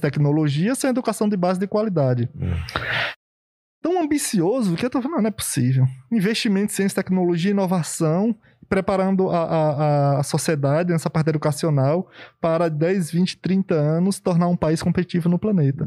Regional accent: sertão of Bahia, Brazil; moved away; also born or lived in Euclides da Cunha, Bahia; lá do sertão da Bahia, lá no interiorzão e tal, e... e... Não estudava, não tinha cultura de estudar. Eu trabalhava na roça desde 7, 8 anos

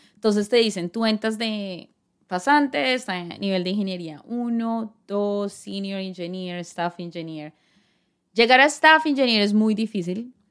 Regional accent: San José del Guaviare, Guaviare, Colombia; moved away as an adult; also born or lived in Bogotá; now in United States; obviamente toda mi familia está en Bogotá, pero crecí en el llano, en San José del Guaviare

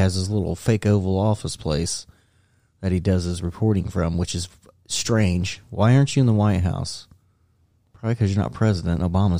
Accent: United States; I'm American.

